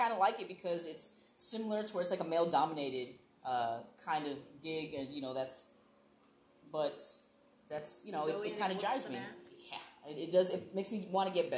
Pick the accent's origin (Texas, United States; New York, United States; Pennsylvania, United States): Texas, United States; Corpus Christi; also born or lived in Kingsville, Texas; I was born in Kingsville, right? But when I was like 2 weeks old, my mom brought me to Corpus, and I've just been here ever since